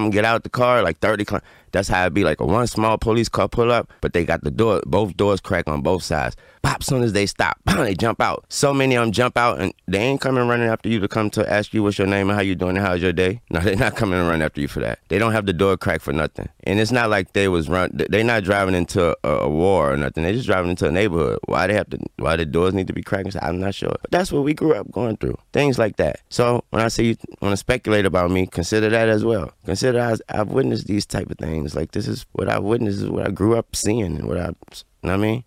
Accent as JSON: {"language": "English", "town": "New Orleans", "region": "Louisiana", "country": "United States", "said": "I'm from New Orleans, 17 Holly Grove"}